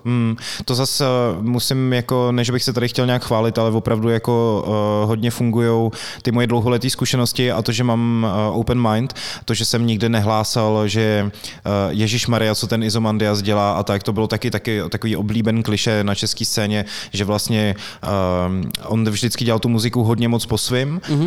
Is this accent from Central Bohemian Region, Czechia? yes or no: no; Plzeň, Plzeň Region, Czechia; moved away; já jsem vlastně Plzeňák původně